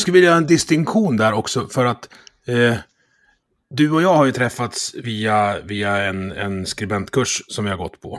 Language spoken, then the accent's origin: Swedish; Dalarna County, Sweden; jag är från Dalarna